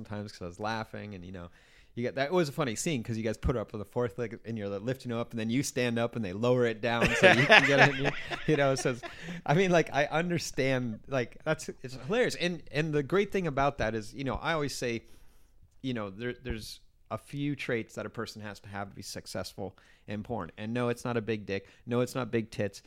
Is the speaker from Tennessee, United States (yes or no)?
no; Stamford, Connecticut, United States; I grew up in Stanford, so I used to skateboard all over the city in the 80s